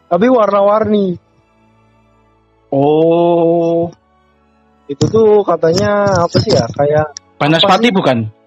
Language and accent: Indonesian; Brebes, Central Java, Indonesia; Kan dulu kan Brebes daerahku ini kan kalau wilayah ini Pasundan, Tuangi.